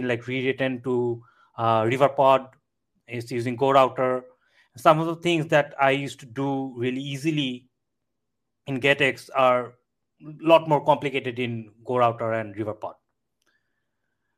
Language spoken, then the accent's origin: English; Bangladesh; I'm from Bangladesh.